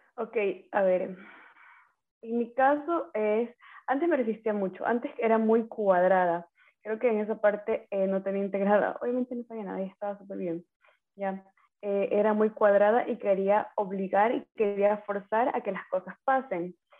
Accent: Manta, Manabí, Ecuador; moved away as an adult; also born or lived in Ecuadorian Sierra; soy de Manaví, Manta Manaví. Eh, viví nueve años en la Sierra, a ver, viví toda mi vida en la costa.

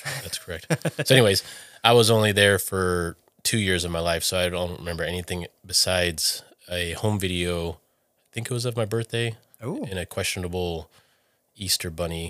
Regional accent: Okinawa, Japan; born there; is that I was born in Okinawa, Japan, okay, on the military base there.

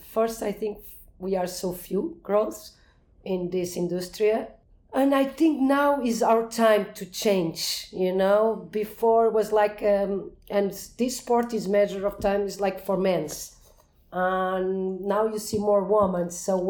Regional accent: Portugal; also born or lived in Cascais; I'm 41 years old. I'm from Portugal.

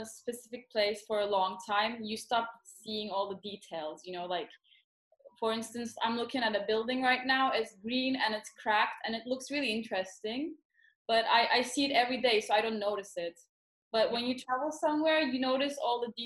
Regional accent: Istanbul, Turkey; also born or lived in New York, United States / London, United Kingdom; I was born in New York and I lived all my life mostly in Istanbul.

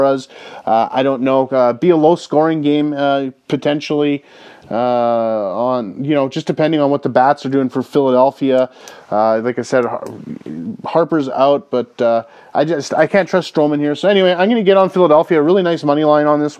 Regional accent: Canada; I grew up in Canada, and you know, we used to get the TBS Superstation growing up

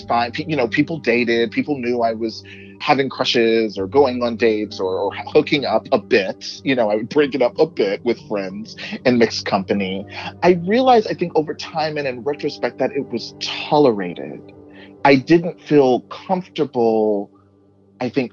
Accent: Texas, United States; moved away; where I grew up in Texas

